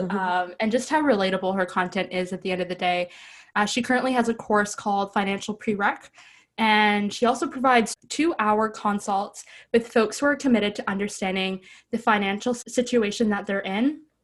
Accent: Ottawa, Ontario, Canada; I'm from Ottawa

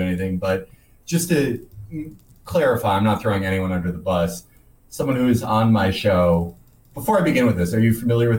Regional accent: Chicago, Illinois, United States; moved away; I'm originally from Chicago.

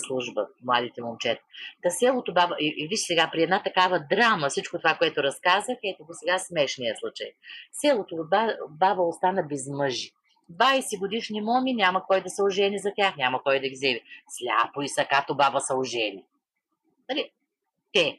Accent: Vedrina, Dobrich Province, Bulgaria; моето родно село Ведрина

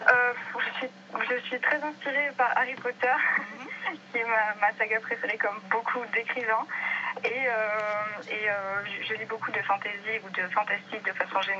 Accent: Lagos, Nouvelle-Aquitaine, France; moved away; j'ai grandi à Lagos à côté de Bordère.

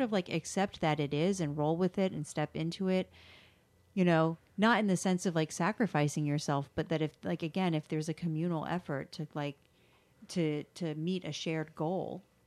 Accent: the South, United States; I grew up in the South

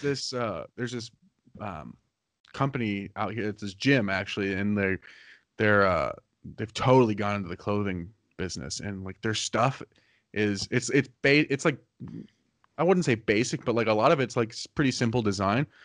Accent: Arizona, United States; I'm from Arizona, so I don't have winter clothes

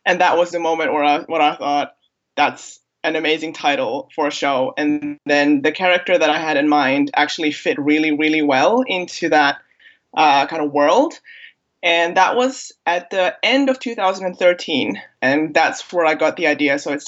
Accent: Germany; accent: American; also born or lived in Bosnia and Herzegovina; now in London, United Kingdom; So I was born in Bosnia, at the time Yugoslavia. I came to Germany as a baby. I'm a German national, and now I live in London in the UK. My American accent has nothing to do with anything.

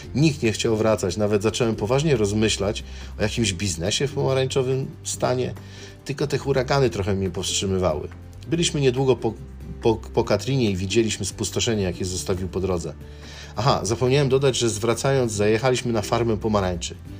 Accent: Poland; moved away as an adult; now in Chicago, United States; jestem z Polski

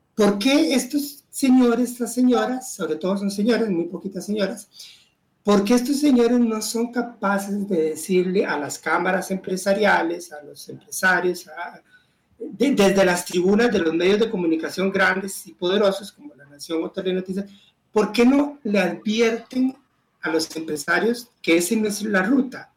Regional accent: Costa Rica

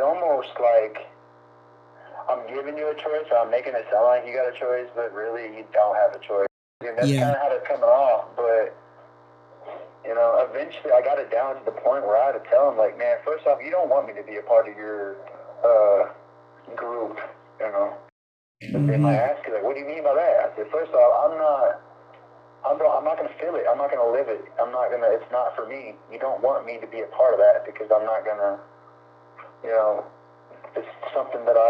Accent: Lincoln, Nebraska, United States; I'm from Lincoln

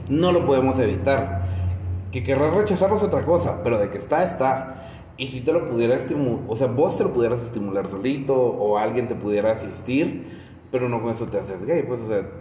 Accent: Guatemala City, Guatemala Department, Guatemala; Fíjate que siempre he estado aquí en la capital, pero como mi familia nunca ha tenido como una casa propia, siempre ha alquilado. Entonces me creé en diferentes barrios, pero, pero sí, o sea, barrios humildes, ¿verdad? Los Encinos

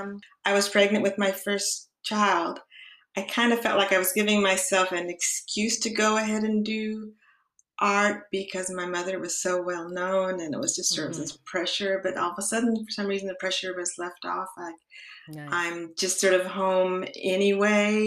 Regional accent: Los Angeles, California, United States; also born or lived in San Francisco Bay Area; I was born in California, in Los Angeles

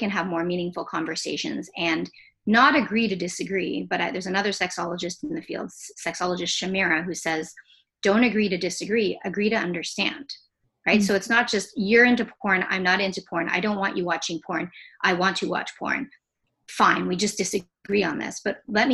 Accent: Jamaica; I'm Jamaican

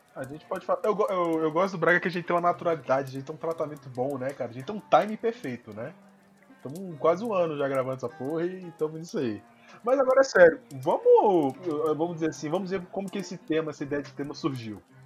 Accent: Brazil; Eu sou brasileiro

